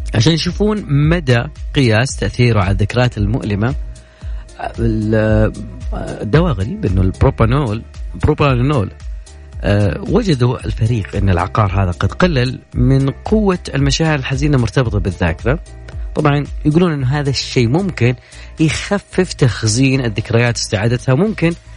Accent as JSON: {"language": "Arabic", "country": "Saudi Arabia", "said": "كلنا كسعوديين"}